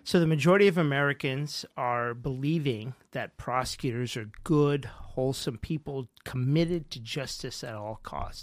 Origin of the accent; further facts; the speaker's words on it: Mumbai, Maharashtra, India; moved away; also born or lived in New York; I was born in Bombay